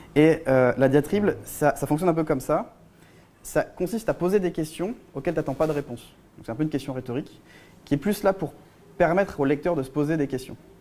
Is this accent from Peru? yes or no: no; France; en tant que Français